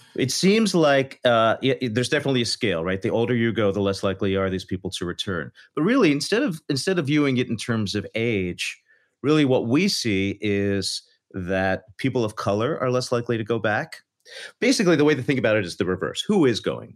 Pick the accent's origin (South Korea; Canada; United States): United States; Philadelphia, Pennsylvania; I'm from Philadelphia